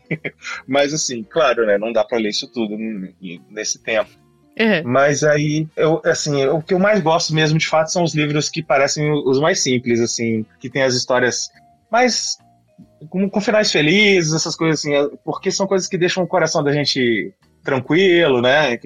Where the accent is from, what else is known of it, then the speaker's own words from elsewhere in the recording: Juiz de Fora, Minas Gerais, Brazil; na cidade onde eu nasci e estudei, fiz a faculdade, Juiz de Fora, Minas Gerais